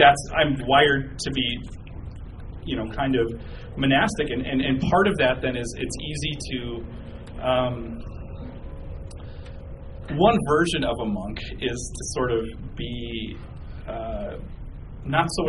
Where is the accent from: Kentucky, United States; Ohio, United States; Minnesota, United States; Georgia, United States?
Minnesota, United States; southern; I'm from a relatively small town, about 16,000 people in southern Minnesota